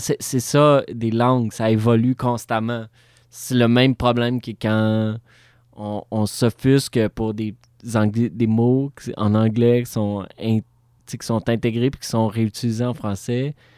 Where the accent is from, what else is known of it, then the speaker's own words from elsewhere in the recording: Montreal, Quebec, Canada; je suis Montréalais born and raised